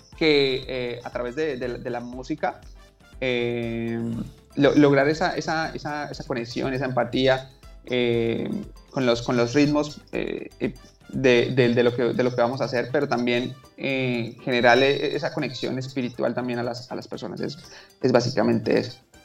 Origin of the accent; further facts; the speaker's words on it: Bucaramanga, Santander, Colombia; soy de Bucaramanga soy de Bucaramanga